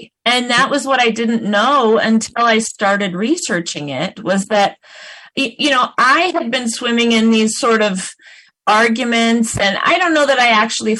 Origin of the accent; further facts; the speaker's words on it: Oregon, United States; born there; moved away; also born or lived in Minneapolis / Chicago / New Jersey; I was born here in Oregon. I have family who've been in Oregon for generations, but I moved away for most of my life, and I lived in places like Minneapolis and Chicago and New Jersey